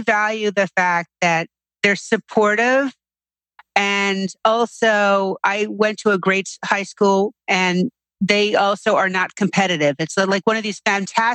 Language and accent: English; New York City, New York, United States; I grew up here in New York City, and I'm still living here in New York City